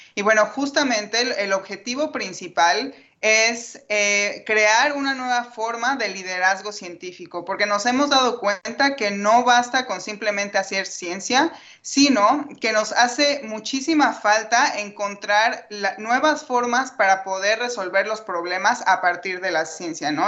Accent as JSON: {"language": "Spanish", "country": "Mexico", "said": "Yo soy una de las mexicanas"}